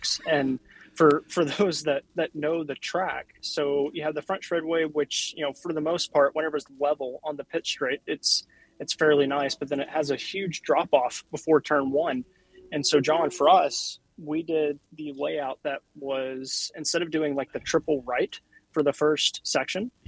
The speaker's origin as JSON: {"language": "English", "country": "United States", "said": "myself as the American"}